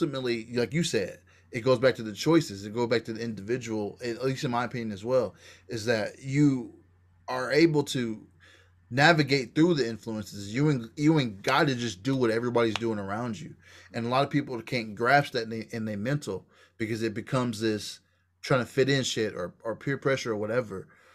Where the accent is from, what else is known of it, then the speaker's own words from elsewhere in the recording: Kansas, United States; I grew up in Nativa, Kansas, you know what I'm saying, one street down from Martin Luther King.